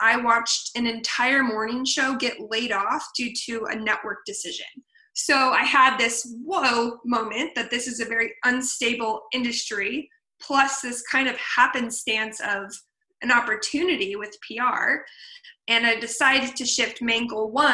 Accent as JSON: {"language": "English", "town": "Portland", "region": "Oregon", "country": "United States", "moved": "as an adult", "lives_now": "Ventura, United States", "said": "I am originally from Portland, Oregon. I now live in Ventura, California. I came here after college"}